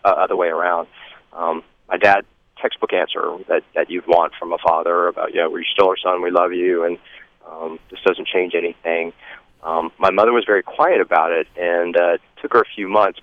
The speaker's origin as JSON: {"language": "English", "town": "Stone Mountain", "region": "Georgia", "country": "United States", "tie": "born or raised there", "also_born_or_lived": "Columbia, South Carolina", "said": "I grew up in Atlanta, well, just outside of Atlanta in Stone Mountain, Georgia."}